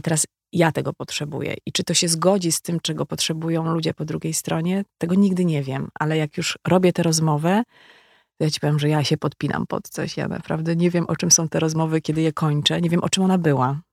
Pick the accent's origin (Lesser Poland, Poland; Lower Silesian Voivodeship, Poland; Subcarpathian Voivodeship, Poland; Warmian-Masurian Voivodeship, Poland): Lower Silesian Voivodeship, Poland; Legnica; moved away